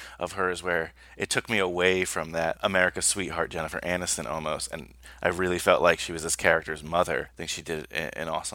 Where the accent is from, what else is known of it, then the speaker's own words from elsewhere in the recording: New Jersey, United States; where I grew up in New Jersey